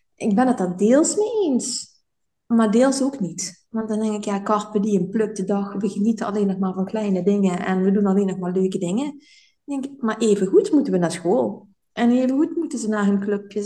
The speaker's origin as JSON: {"language": "Dutch", "town": "Sittard", "region": "Limburg", "country": "Netherlands", "moved": "as an adult", "lives_now": "Belgium", "said": "dat ik überhaupt uit zitterd weg zou gaan"}